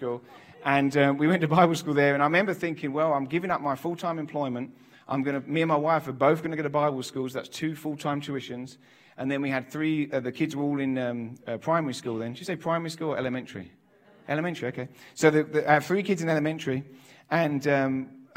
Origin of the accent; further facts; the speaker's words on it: England, United Kingdom; I'm from England. I'm not from America.